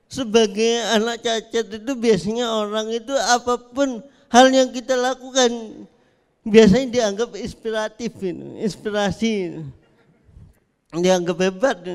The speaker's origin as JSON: {"language": "Indonesian", "country": "Indonesia", "said": "sebagai warga Indonesia kan kalau ada yang lama-lama itu pasti penasaran."}